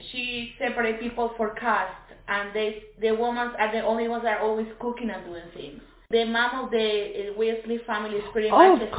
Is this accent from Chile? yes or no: yes; Chile; English is a second language; that for me was so interesting because how similar we are from Chile.